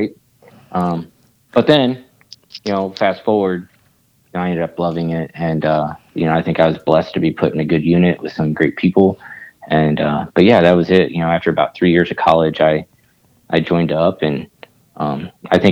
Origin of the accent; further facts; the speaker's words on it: Kansas City, Missouri, United States; also born or lived in Alaska; I live in Kansas City. This is where my family's at. This is what I call home